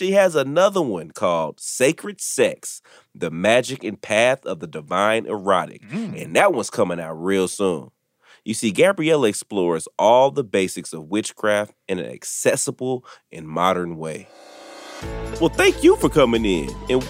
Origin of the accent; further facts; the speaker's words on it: the South, United States; I'm from the South too, right?